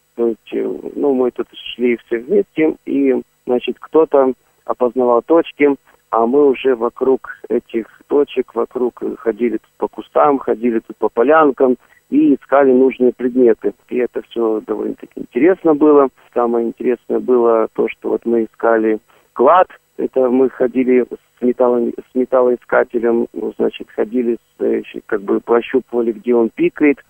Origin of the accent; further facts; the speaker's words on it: Abakan, Khakassia, Russia; я Республики Хакасия из города Абакана